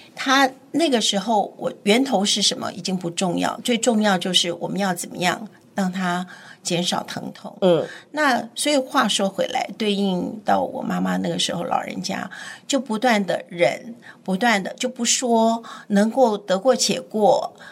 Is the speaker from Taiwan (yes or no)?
yes; Keelung, Taiwan; also born or lived in Taipei; 我是在基隆长大的基隆，对，OK。我现在还是住在基隆